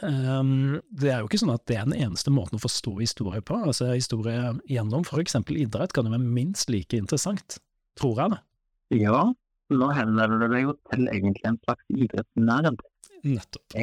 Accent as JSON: {"language": "Norwegian", "region": "Western Norway", "country": "Norway", "tie": "born or raised there", "said": "Så jeg vokste opp eh, litt på Vestlandet, ikke sant?"}